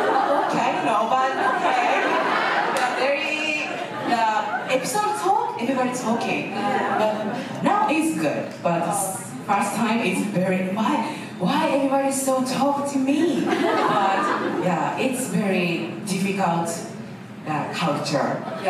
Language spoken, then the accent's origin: English; Gifu, Japan; English is a second language; I'm sorry, I'm from Gifu, sorry. Sometimes, like, intonation in the change.